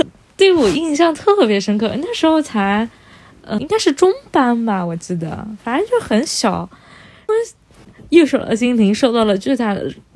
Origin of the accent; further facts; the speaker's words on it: Yangpu, Shanghai, China; 我是从小在上海杨浦 长大的